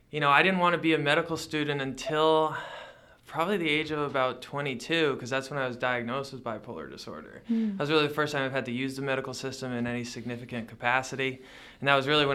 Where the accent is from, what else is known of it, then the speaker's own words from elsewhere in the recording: Connecticut, United States; now in Yakima, United States; I grew up in Connecticut